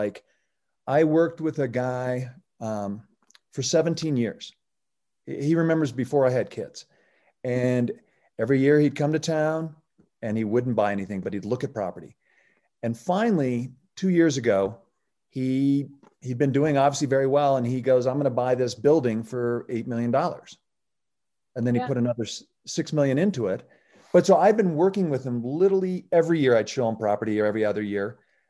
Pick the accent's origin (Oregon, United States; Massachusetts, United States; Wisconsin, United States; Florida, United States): Oregon, United States; because I came from Oregon and you can buy a house for Oregon for, you know, lunch money.